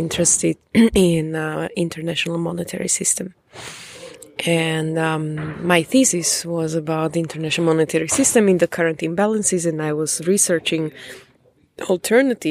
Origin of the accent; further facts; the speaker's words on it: Slovakia; moved away as an adult; now in Prague, Czech Republic; I'm Slovak. I was born in Slovakia.